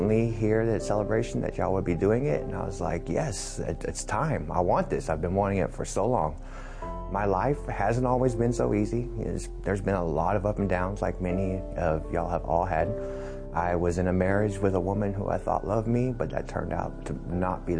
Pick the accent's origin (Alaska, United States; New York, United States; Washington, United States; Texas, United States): Texas, United States; Dallas; moved away as an adult; now in Houston, United States; I am from Dallas. I've only been in the Houston area for about a year now